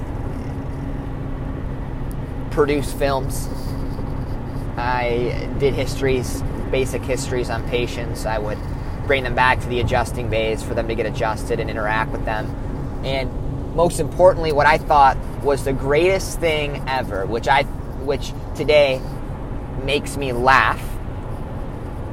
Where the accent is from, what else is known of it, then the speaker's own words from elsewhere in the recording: Illinois, United States; I am from Shanahan, Illinois, which is a suburb outside of Chicago.